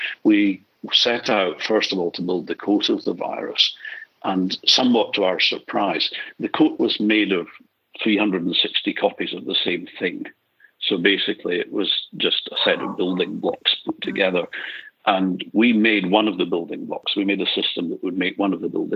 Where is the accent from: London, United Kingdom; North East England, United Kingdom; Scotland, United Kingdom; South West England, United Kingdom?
Scotland, United Kingdom; Edinburgh; moved away as an adult; also born or lived in Glasgow / Aberdeen; now in Australia; I was brought up in Edinburgh and then Aberdeen